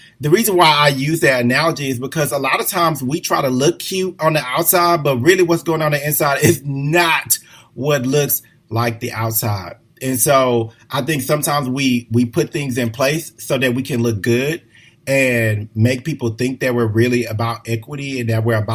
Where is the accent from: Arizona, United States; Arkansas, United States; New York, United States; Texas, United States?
Texas, United States; Houston; moved away as an adult; I'm from a large city. You know, I'm originally from Houston, very diverse